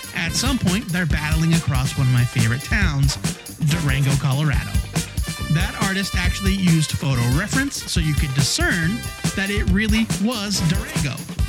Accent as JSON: {"language": "English", "country": "Ireland", "said": "As an Irish person, I am offended for all Irish people."}